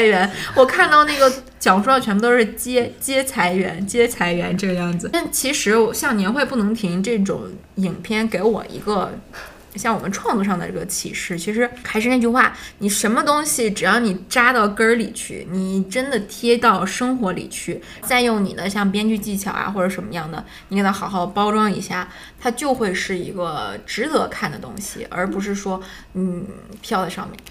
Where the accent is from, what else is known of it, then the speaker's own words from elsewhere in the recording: Harbin, Heilongjiang, China; moved away; 我老家哈尔滨的某个区